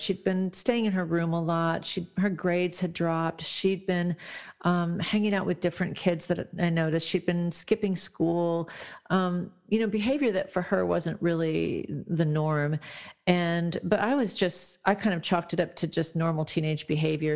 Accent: Midwest, United States; now in California, United States; I'm actually in California now, but I grew up in the Midwest part of the country

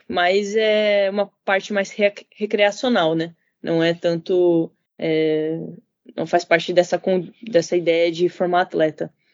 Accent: Brazil; now in Tsukuba, Japan; eu fui criada no Brasil

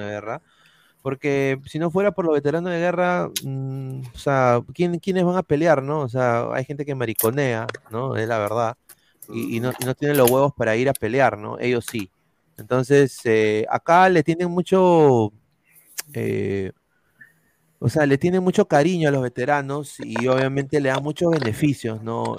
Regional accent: Peru; como peruano

